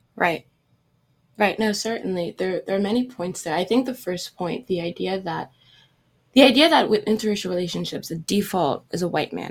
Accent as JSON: {"language": "English", "country": "Cameroon", "moved": "yes", "lives_now": "United States", "said": "I had spent the summer abroad, back home in Cameroon, right? Since I'm from West Africa"}